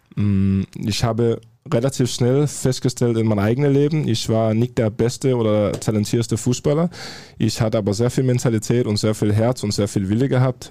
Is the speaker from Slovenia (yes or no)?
no; Farum, Capital Region of Denmark, Denmark; German is a second language; now in Dortmund, Germany; ich komme ja aus, aus Farum, das ist ja 20 Minuten außerhalb Kopenhagen